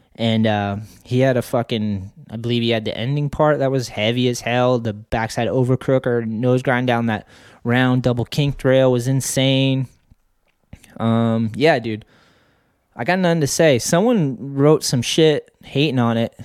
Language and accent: English; Boston, Massachusetts, United States; growing up in Boston, seeing those dudes and knowing that we had a skate scene